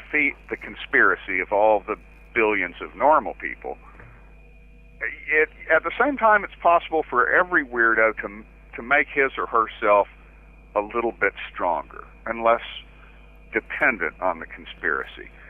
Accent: Waco, Texas, United States; my hometown in Texas.

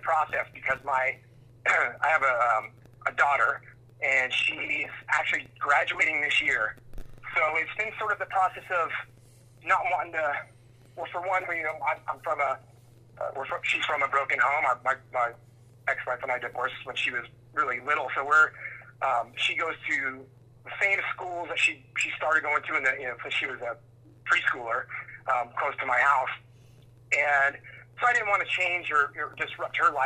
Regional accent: Southern California, United States; growing up in Southern California

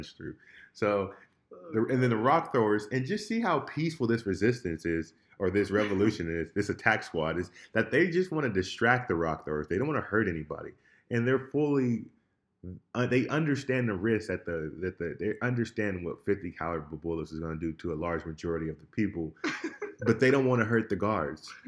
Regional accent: United States; as an American

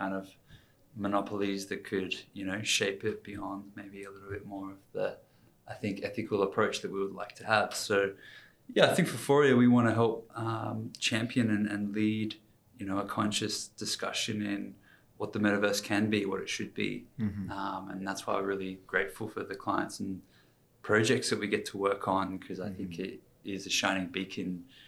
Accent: Canberra, Australian Capital Territory, Australia; moved away as an adult; also born or lived in United States; Born in the US, just popped out when my parents were living their training. But yeah, grew up in Canberra

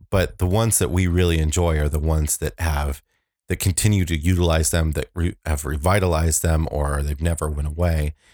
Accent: Aurora, Illinois, United States; I'm from Aurora

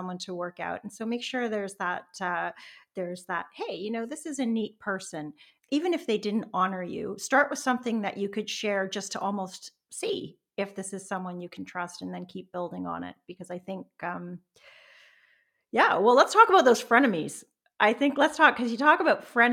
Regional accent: Canada; also born or lived in Toronto; now in British Columbia, Canada; I'm a Canadian, and I've moved across the country from Toronto to British Columbia. I now live on the coast

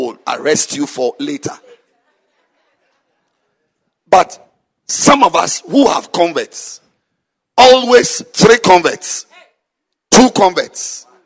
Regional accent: Ghana; I'm a Ghanaian, I'm not a Zimbabwean.

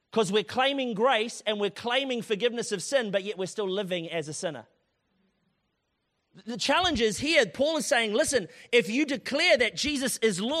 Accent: Tauranga, Bay of Plenty, New Zealand; it's like, ah, kind of wet outside, and I'm from Tauranga. I only do like 24 degrees and above.

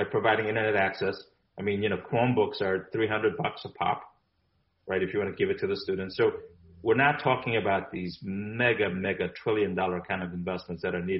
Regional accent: South Korea; now in United States; I'm originally from Korea. I was born in Korea.

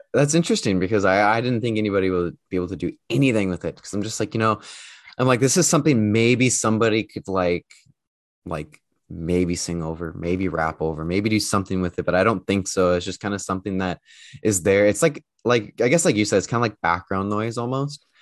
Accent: United States; moved away; I'm actually from the States.

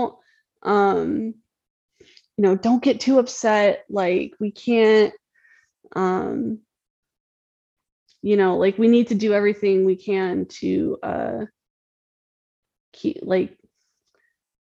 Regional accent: Tennessee, United States; I grew up in Tennessee

